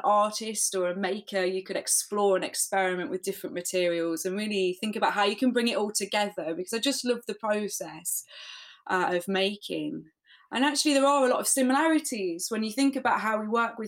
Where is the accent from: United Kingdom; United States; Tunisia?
United Kingdom; Leicester, East Midlands; I'm from Leicester in the UK